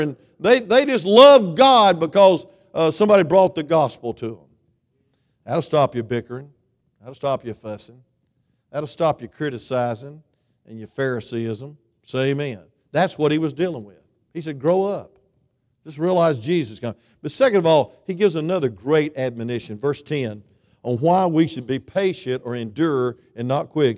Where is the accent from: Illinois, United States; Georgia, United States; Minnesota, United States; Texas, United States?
Georgia, United States; South; now in North Georgia, United States; I'm from South Georgia